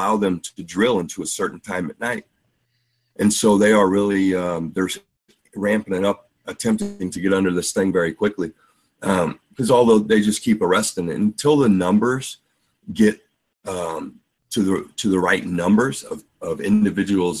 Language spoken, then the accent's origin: English; St. Louis, Missouri, United States; I'm from St. Louis